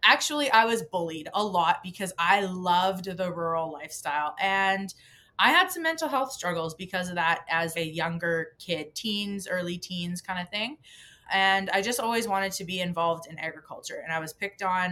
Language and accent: English; Crossfield, Alberta, Canada; moved away; I was raised in a very small town, the same town that you live in, actually